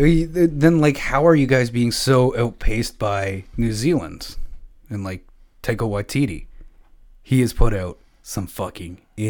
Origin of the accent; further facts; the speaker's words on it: Canada; as a Canadian